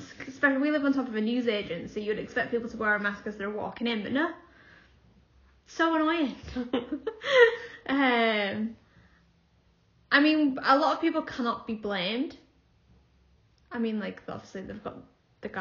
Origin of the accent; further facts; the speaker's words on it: Hull, Yorkshire and the Humber, United Kingdom; also born or lived in Willoughby / Sheffield; even though I'm from Hull, I live in Willoughby, which is a little sort of a little village